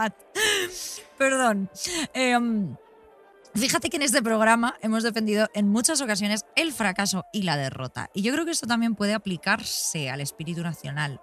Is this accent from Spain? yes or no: yes; Spain; first language Spanish; also born or lived in London; haber nacido y crecido en este país y no en otro.